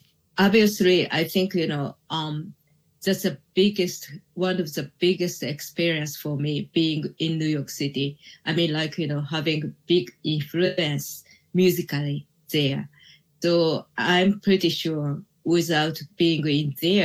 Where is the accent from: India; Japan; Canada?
Japan; English is a second language; I was born in Japan and I was grow up in here